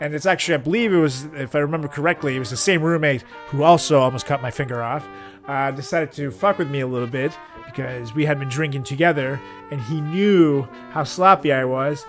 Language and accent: English; Venezuela; moved away; From Venezuela.